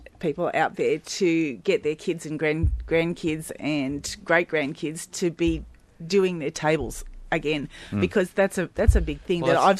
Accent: Sydney, New South Wales, Australia; moved away as an adult; also born or lived in Dubbo; now in Aberdeen, Australia; we've only been here 2 years. We came here from Dubbo. We moved, both grew up in Sydney, and when we were first married, Earl was working for Shell, and so we moved to Dubbo

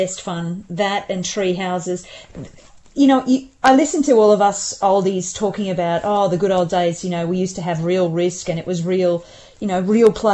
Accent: Hyderabad, Telangana, India; now in Canberra, Australia; I grew up in Hyderabad in South India

